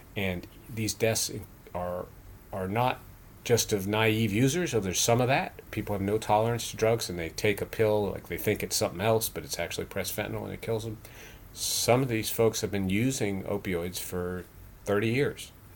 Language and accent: English; Morgantown, West Virginia, United States; my hometown, Morgantown, West Virginia